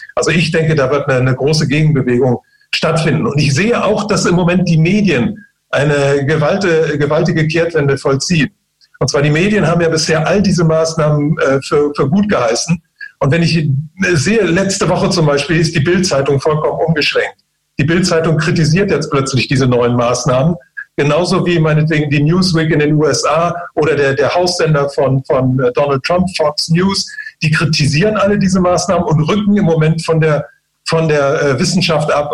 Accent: China; moved away; ich bin ja selbst in China geboren

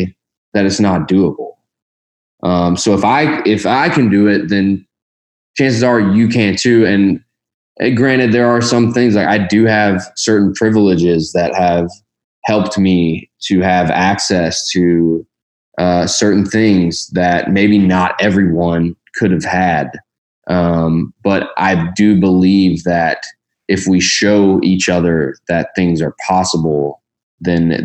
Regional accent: Louisville, Kentucky, United States; I grew up in Louisville

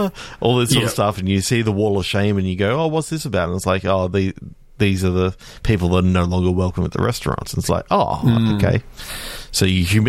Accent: Australia; as an Australian

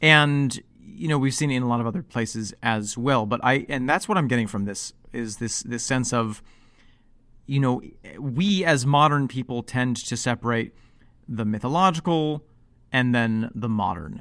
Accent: upstate New York, United States; also born or lived in Evanston, Illinois; once we moved from Evanston to upstate New York

